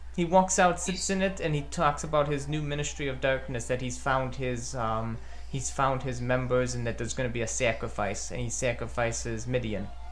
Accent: Chicago, Illinois, United States; my hometown of Chicago, Illinois

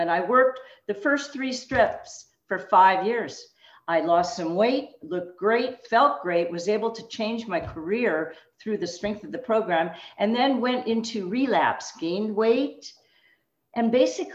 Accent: Los Angeles, California, United States; moved away as an adult; also born or lived in Berkeley, California; now in Tucson, United States; I was born and raised in Los Angeles

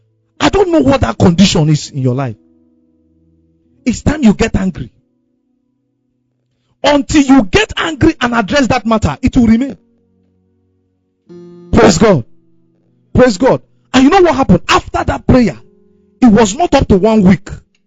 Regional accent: Owerri, Imo, Nigeria; because I came from Owerri. Where I came from, life was quiet.

